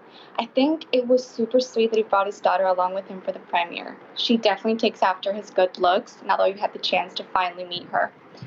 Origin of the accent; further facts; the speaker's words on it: Argentina; I'm from Argentina.